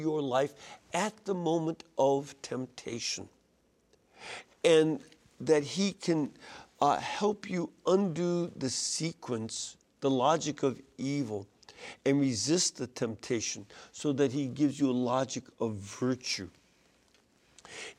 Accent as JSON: {"language": "English", "town": "Chicago", "region": "Illinois", "country": "United States", "tie": "born or raised there", "said": "I grew up in Chicago"}